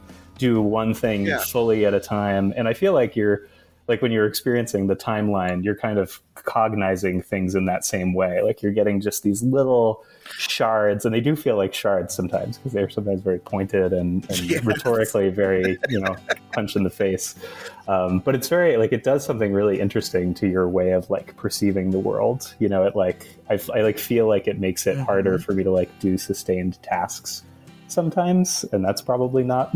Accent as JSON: {"language": "English", "region": "Massachusetts", "country": "United States", "tie": "born or raised there", "moved": "as an adult", "lives_now": "Virginia, United States", "said": "I grew up in Massachusetts."}